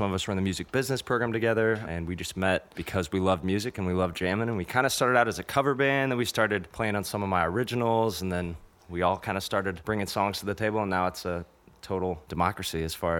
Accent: St. Louis, Missouri, United States; now in Nashville, United States; I'm from St. Louis, Missouri.

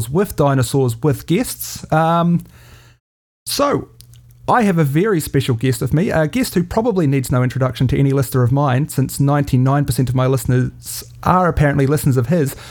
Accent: New Zealand; I'm a podcaster from New Zealand

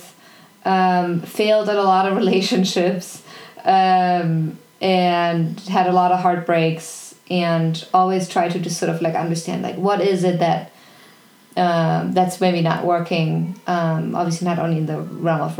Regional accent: Germany; moved away; I was born in Germany, I grew up in an incredibly loving family.

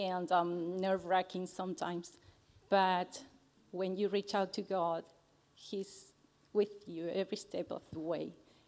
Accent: Argentina; English is a second language; moved away as an adult; I'm from Argentina, so English is my second language.

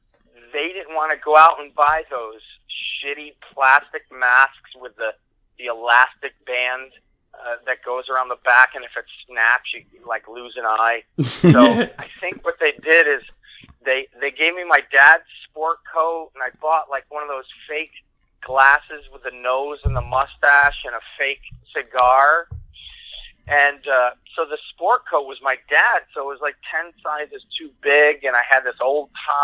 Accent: Syracuse, New York, United States; also born or lived in Italy; I was born in Italy, and I moved here. My first grade in the United States was the fourth grade. And I remember in fourth grade, I was looking, we were having a Halloween parade, and I grew up, in those years, it was Syracuse, New York

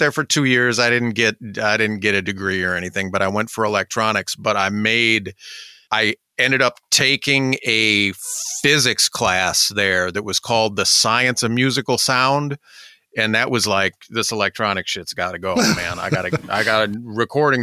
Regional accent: Marquette, Michigan, United States; I am a native Michigander. I grew up in Marquette, Michigan, up in the UP.

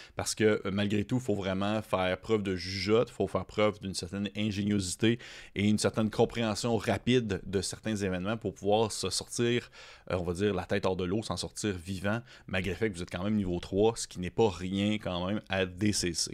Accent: Quebec, Canada; accent: gros accent québécois; J'ai eu mon gros accent québécois

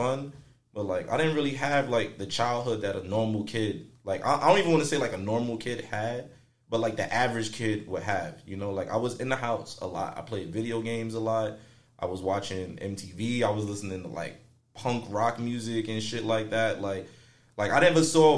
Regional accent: New York City, New York, United States; I'm from Brownsville

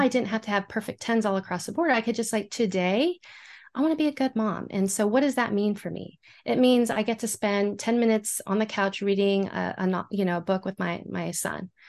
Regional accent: San Antonio, Texas, United States; I am from San Antonio, Texas

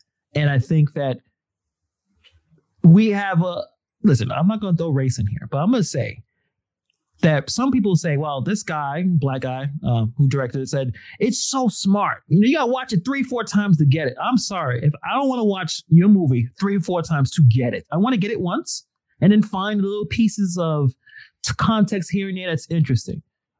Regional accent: New York City, New York, United States; I was born and raised in Brooklyn

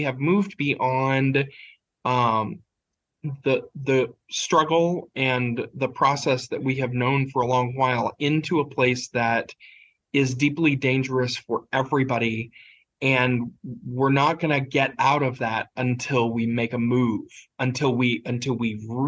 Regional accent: Appalachia, United States; I'm Appalachian

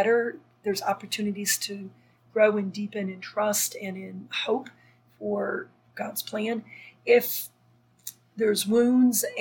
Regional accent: Minnesota, United States; moved away; also born or lived in France; growing up in Minnesota

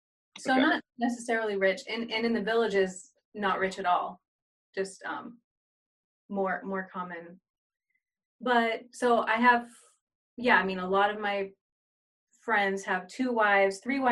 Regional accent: the South, United States; just being from the South

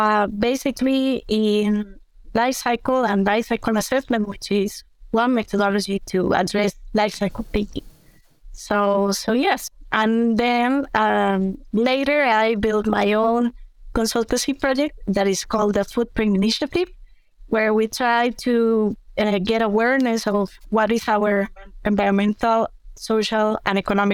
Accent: Costa Rica; also born or lived in United Kingdom; Sure. Well, I am from Costa Rica. I'm an environmental engineer.

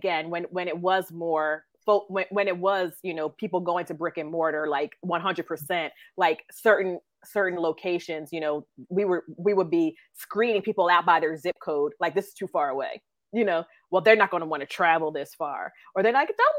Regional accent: New Jersey, United States; I'm from South Jersey

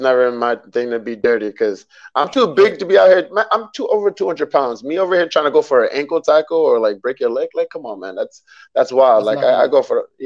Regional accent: Brentwood, New York, United States; also born or lived in Brooklyn, New York; Born in Brooklyn, raised out on Long Island in Brentwood

